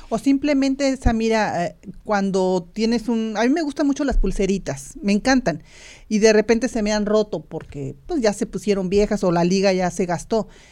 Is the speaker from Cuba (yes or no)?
no; Irapuato, Guanajuato, Mexico; moved away; Irapuato, Guanajuato, mi ciudad natal